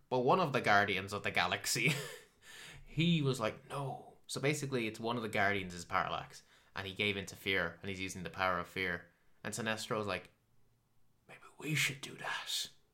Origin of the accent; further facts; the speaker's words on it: Ireland; I'm Irish